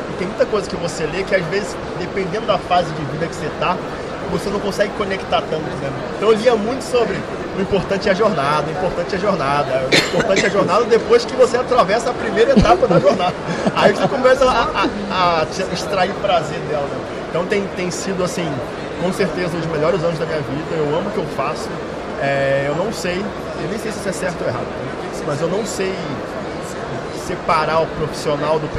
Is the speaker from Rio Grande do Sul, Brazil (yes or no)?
no; Rio de Janeiro, Brazil; sou carioca, nascido no Morro da Providência, mas tijucano.